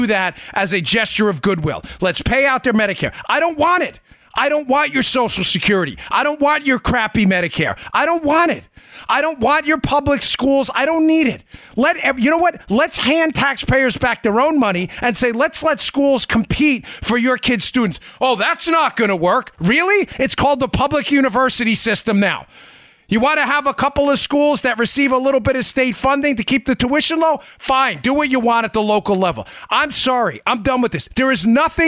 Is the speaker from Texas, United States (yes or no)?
no; Smithtown, New York, United States; also born or lived in Queens, New York; I was born in Smithtown. My parents got divorced. I moved above a bar at 64th Place in Myrtle Avenue in a cockroach infested apartment